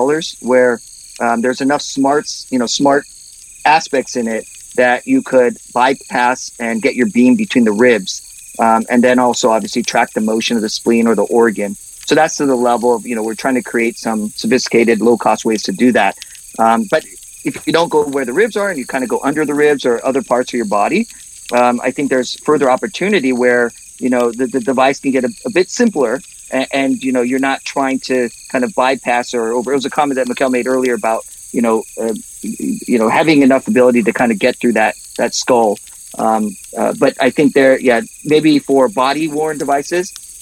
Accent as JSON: {"language": "English", "region": "Southern California", "country": "United States", "moved": "yes", "said": "I'm from Southern California area"}